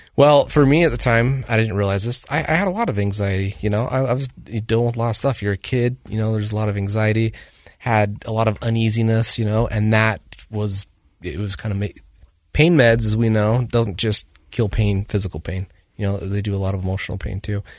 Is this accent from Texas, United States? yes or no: no; Woods Cross, Utah, United States; also born or lived in North Salt Lake; I grew up in Woods Cross